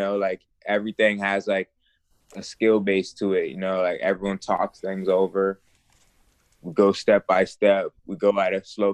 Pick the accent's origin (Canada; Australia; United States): United States; New York City, New York; also born or lived in Miami; now in West Palm Beach, United States; I'm originally from Brooklyn